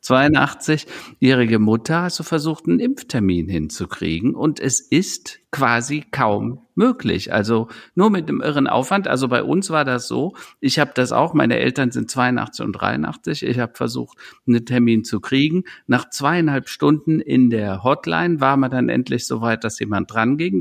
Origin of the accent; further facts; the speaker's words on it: Germany; wir Europäer und speziell wir Deutschen